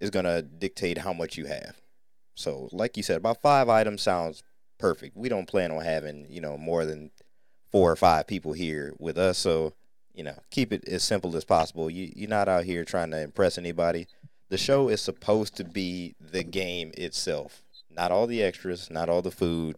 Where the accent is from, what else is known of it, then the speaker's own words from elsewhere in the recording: Northern Ohio, United States; a food that we grew up on in Northern Ohio